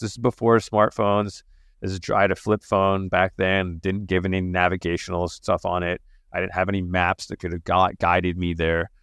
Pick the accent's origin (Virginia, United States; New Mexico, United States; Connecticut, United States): New Mexico, United States; Santa Fe; also born or lived in England; I grew up in Santa Fe, New Mexico